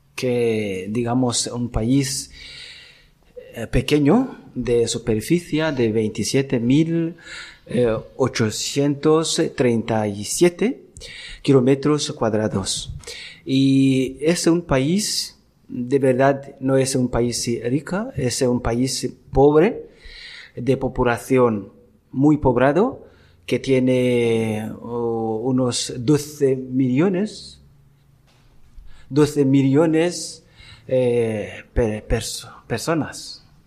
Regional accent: Rutana Province, Burundi; Spanish is a second language; moved away as an adult; now in Dénia, Spain; Yo soy de Burundi, la parte pequeña de África que está al centro este de África y yo soy de la parte sur del país Burundi, que se llama Rutana, provincia y diócesis también Rutana

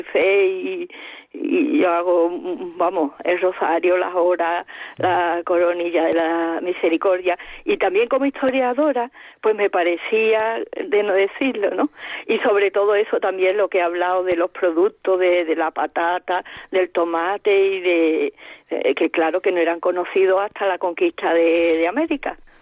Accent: Coria del Río, Andalusia, Spain; mi pueblo, que es Coria del Río, en Sevilla

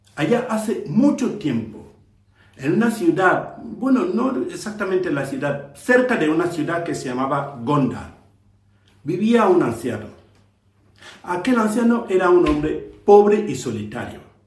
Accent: Cameroon; Soy de Camerún, de África

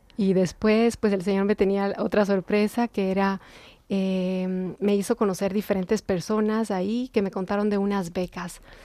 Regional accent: Quito, Pichincha, Ecuador; moved away; soy ecuatoriana, nací en Quito, Ecuador.

